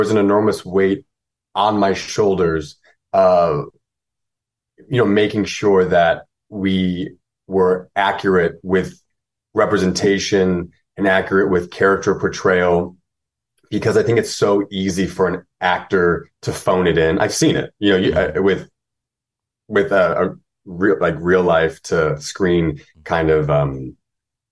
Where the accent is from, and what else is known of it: United States